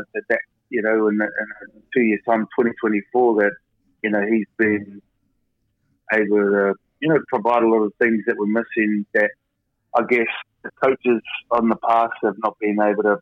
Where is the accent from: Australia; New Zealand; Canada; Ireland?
New Zealand; moved away